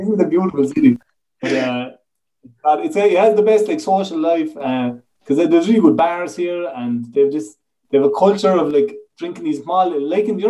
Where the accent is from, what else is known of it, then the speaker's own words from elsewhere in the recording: West Limerick, near Newcastle West, Munster, Ireland; now in North Rhine-Westphalia, Germany; I'm from West Limerick, near Newcastle West.